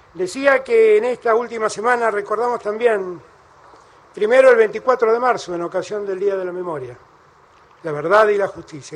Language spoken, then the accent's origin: Spanish; Argentina